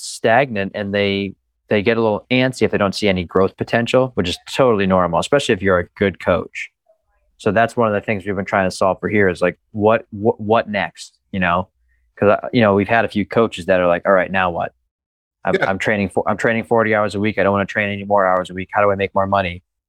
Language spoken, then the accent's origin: English; Easton, Massachusetts, United States; born there; So yeah, I was born in Easton. Easton. On Cranberry Lane, right by the Cranberry Bogs.